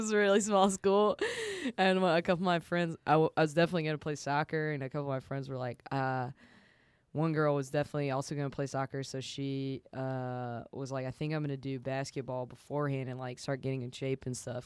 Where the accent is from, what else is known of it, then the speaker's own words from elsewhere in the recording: the South, United States; I'm from the South